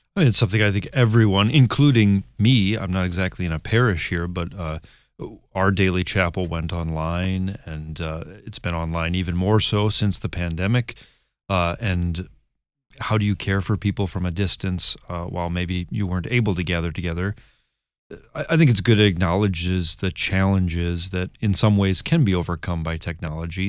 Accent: Michigan, United States; I'm from Michigan

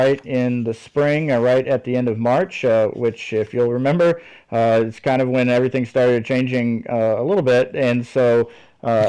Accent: Texas, United States; moved away as an adult; also born or lived in Wisconsin; I'm originally from Texas

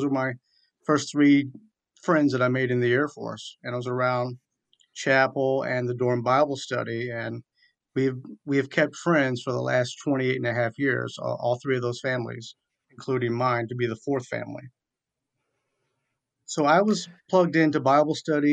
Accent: Newport News, Virginia, United States; moved away; also born or lived in Michigan / Fort Wayne, Indiana; I was born and raised in Newport News, Virginia

